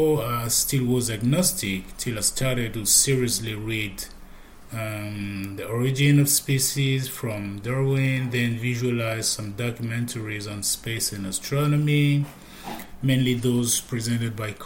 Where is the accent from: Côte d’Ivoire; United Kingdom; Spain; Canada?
Côte d’Ivoire; Abidjan; I'm from Abidjan, Côte d'Ivoire